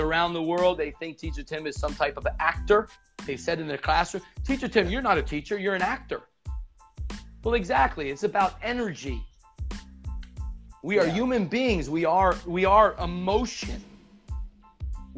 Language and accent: English; United States; first language English; moved away; I was a native in America and I had the opportunity to speak my mother tongue